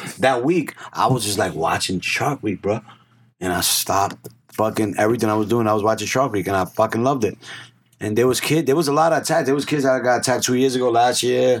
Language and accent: English; New York City, New York, United States; We're from the Bronx